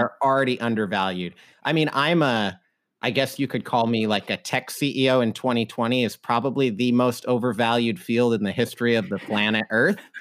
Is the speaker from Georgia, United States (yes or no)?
no; Idaho, United States; now in Seattle, United States; I grew up in Idaho